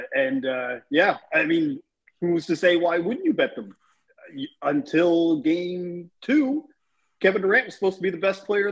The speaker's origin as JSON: {"language": "English", "country": "Canada", "said": "we're Canadian"}